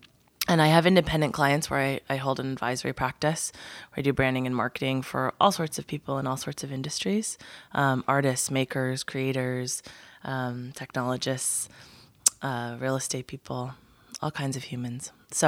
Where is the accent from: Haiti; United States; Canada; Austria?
United States; Pacific Northwest; So I'm from the Pacific Northwest